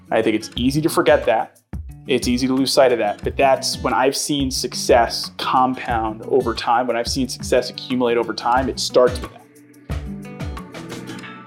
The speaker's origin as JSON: {"language": "English", "town": "New York City", "region": "New York", "country": "United States", "tie": "born or raised there", "said": "I grew up in New York"}